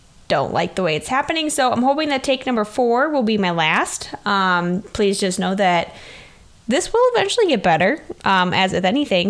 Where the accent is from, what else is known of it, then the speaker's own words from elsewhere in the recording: Southwest Wisconsin, United States; I am from Southwest Wisconsin